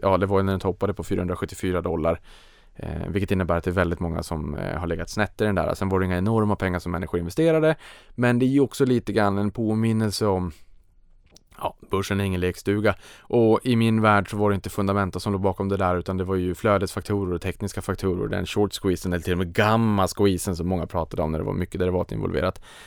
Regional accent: Sweden; för mig som svensk

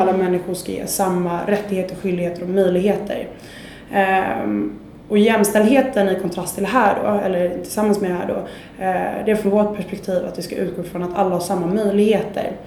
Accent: Sweden; vi är ju lite jante i Sverige

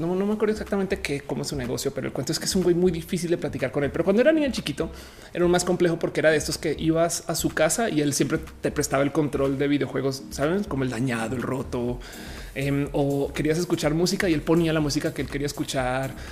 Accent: Colombia; now in Mexico; Yo ahora soy mexicana, pero también soy colombiano.

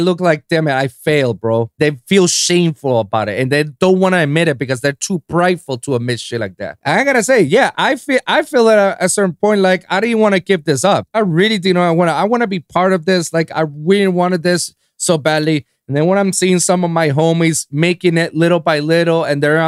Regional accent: San Juan, Puerto Rico; moved away as an adult; now in United States; I'm from born and raised in San Juan, Puerto Rico

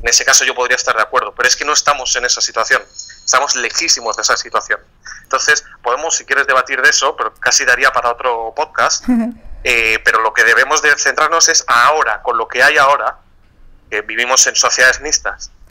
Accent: Spain; Yo soy ciudadano español

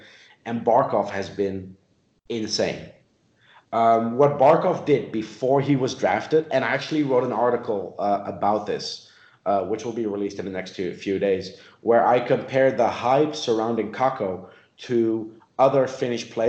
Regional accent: Netherlands; moved away; also born or lived in South Africa; I grew up in the Netherlands. I lived in South Africa.

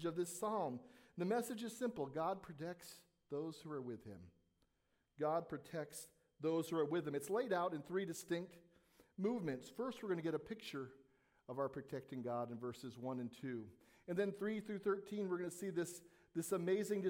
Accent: Southern California, United States; As a young boy growing up in Southern California

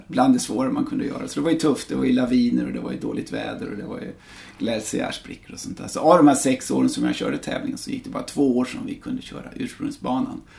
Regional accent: Täby, Stockholm County, Sweden; moved away as an adult; also born or lived in United States / Verbier / Björkliden / Åre; jag är från, från Täby, norr om stan

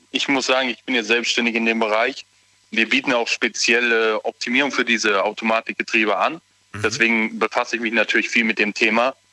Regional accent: Schwetzingen, Baden-Württemberg, Germany; wir kommen hier aus Schwetzingen, die Ecke.

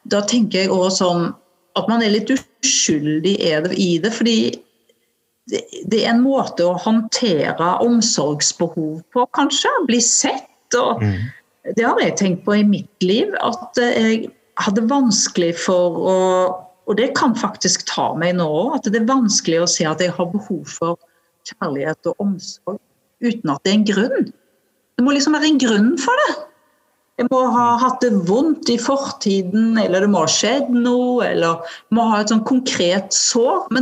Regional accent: Western Norway, Norway; accent: Vestlandet dialect; jeg har jo en sånn dialekt fra Vestlandet òg, og så har jeg blitt ganske avslepen og snakker litt sånn

